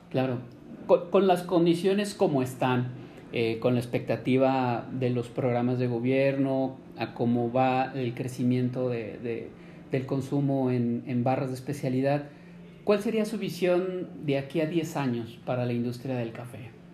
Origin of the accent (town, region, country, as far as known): Mexico